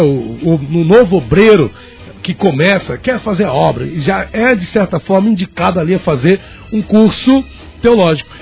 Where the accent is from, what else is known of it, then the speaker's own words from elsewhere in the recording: Brazil; sou brasileiro também